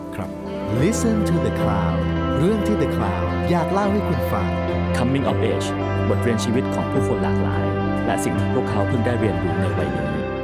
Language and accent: Thai; Bangkok, Thailand; ผมโตมาที่บางกะปิ